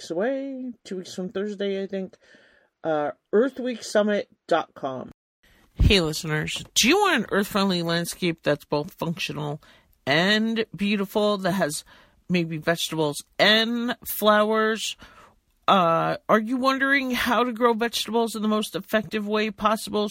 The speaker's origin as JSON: {"language": "English", "area": "Long Island", "region": "New York", "country": "United States", "tie": "born or raised there", "said": "I grew up on Long Island."}